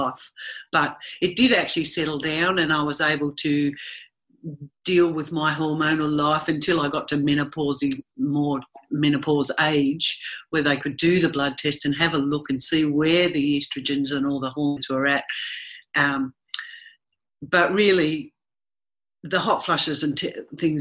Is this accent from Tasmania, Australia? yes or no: yes; Tasmania, Australia; moved away; also born or lived in Sydney; I was born and raised in Tasmania in Australia